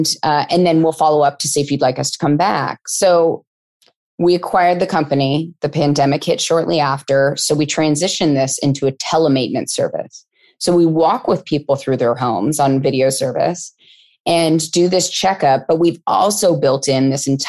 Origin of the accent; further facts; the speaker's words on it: California, United States; I grew up in California and it was a topic in schools when I was in elementary school